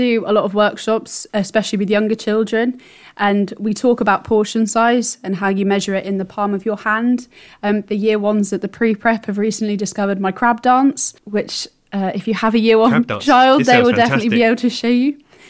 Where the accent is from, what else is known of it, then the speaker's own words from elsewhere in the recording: East of England, United Kingdom; Yeah, so I grew up nearby to Berkhamsted. I grew up in Cambridgeshire, and I went to an independent school in the area.